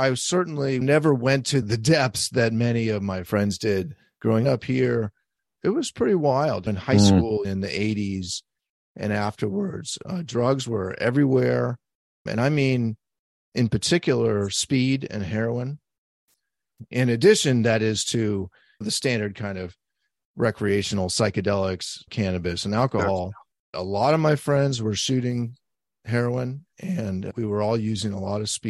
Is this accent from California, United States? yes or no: yes; San Francisco, California, United States; I grew up here in San Francisco, and I began drinking and using all sorts of drugs at about the age of 10.